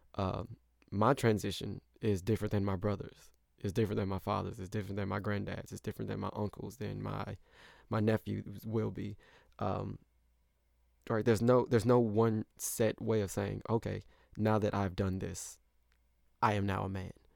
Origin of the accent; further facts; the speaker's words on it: St. Louis, Missouri, United States; moved away as an adult; also born or lived in Indiana; I grew up in Saint Louis, but I went to college in Indiana